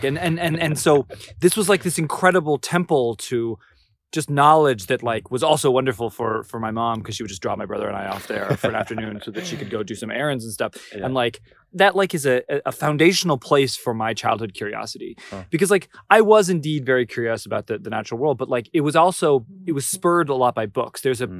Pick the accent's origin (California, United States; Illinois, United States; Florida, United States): California, United States; Orange County; So I grew up in Orange County, California, which is like this famous place that there was like a TV show about it.